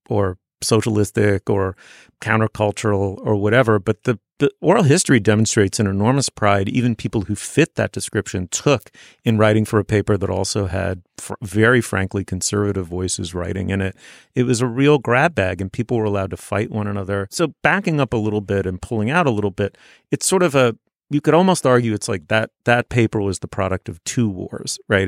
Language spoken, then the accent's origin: English; New York City, New York, United States; I was growing up in New York City, I was growing up in a starchy, waspy, in its own weird way, provincial corner of it